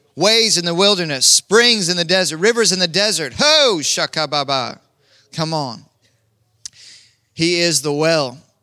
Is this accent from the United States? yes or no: yes; Kansas, United States; moved away; I'm from Kansas